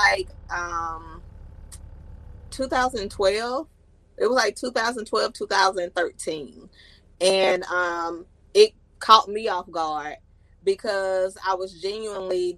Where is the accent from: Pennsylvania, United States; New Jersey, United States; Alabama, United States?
Alabama, United States; Birmingham; also born or lived in Huntsville, Alabama; I was born and raised in Birmingham, Alabama, and I moved to Huntsville back in 96